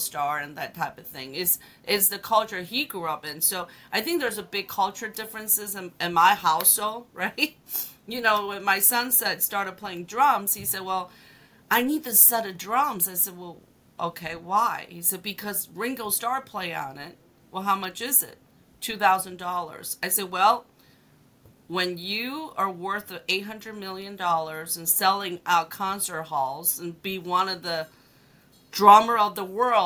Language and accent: English; China; also born or lived in Hong Kong; now in United States; when I was growing up in China